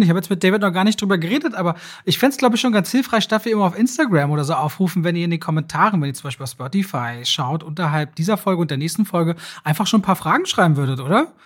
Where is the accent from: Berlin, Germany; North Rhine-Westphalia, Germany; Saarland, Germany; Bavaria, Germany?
Berlin, Germany; für mich so als Berliner. Ich bin so ein Berliner, ich liebe meine Stadt ja.